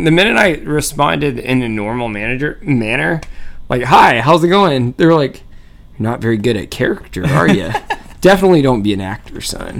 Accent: Georgia, United States; now in Florida, United States; I grew up in Georgia

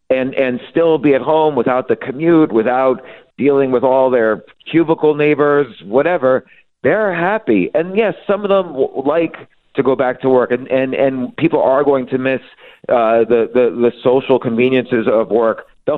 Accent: New York City, New York, United States; I'm a New Yorker. My kids are New Yorkers. I live there all my life

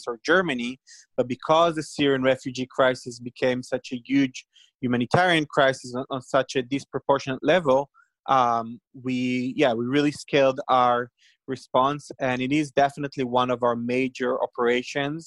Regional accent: Israel; we're from Israel

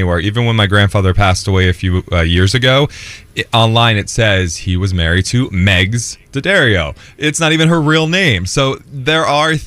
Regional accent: Jersey Shore, New Jersey, United States; I'm from the Jersey Shore.

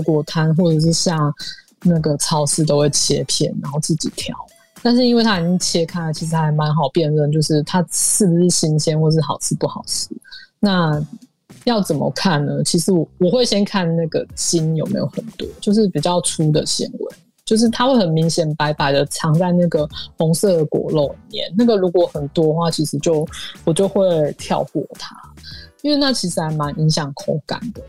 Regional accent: Hualien County, Taiwan; 我们家乡花莲

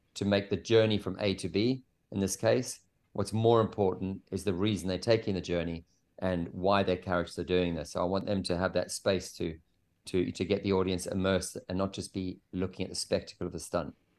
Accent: South Africa; I grew up in South Africa in a s, a small surf town

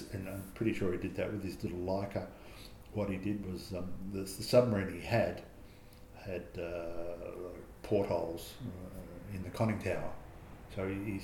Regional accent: Australia; as an Australian

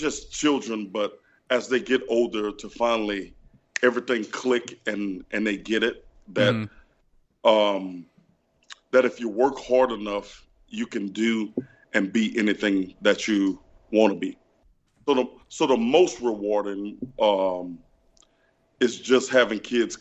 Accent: Louisiana, United States; I'm from Louisiana, so growing up in Louisiana

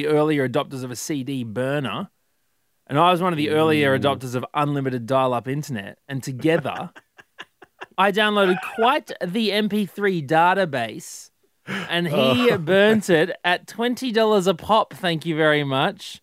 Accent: Queensland, Australia; As a Queenslander

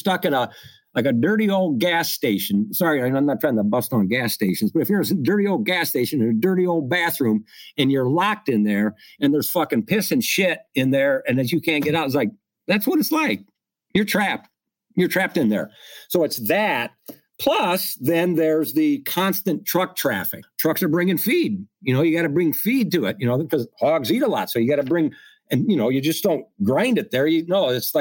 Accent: Midwest, United States; I'm from the Midwest. I'm not from New York and I'm not from Los Angeles

